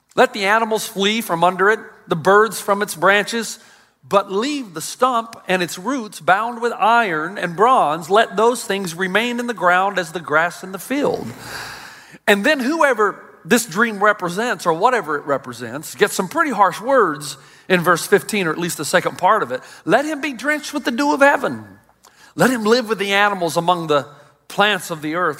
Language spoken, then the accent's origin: English; United States; as an American